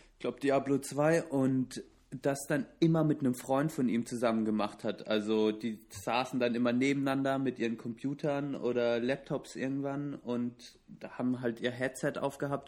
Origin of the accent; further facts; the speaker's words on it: Southern Germany, Germany; Ich komme ich komme aus dem Süden der Republik